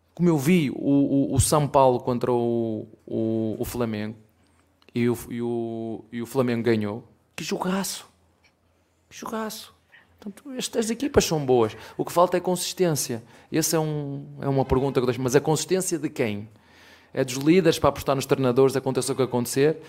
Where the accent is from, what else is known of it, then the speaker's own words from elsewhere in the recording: Penafiel, Norte, Portugal; now in Brazil; Penafiel, que é uma, uma terrinha bem pequenina de onde eu venho